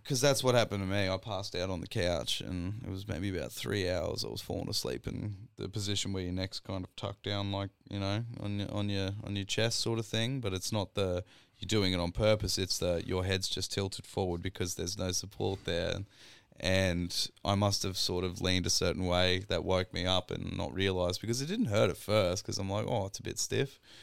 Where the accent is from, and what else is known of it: Grafton, New South Wales, Australia; born or raised there; now in Queensland, Australia